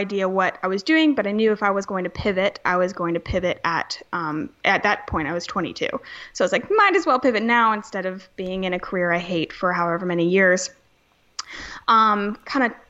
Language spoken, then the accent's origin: English; Charleston, South Carolina, United States; I'm from Charleston, South Carolina. I was born and raised here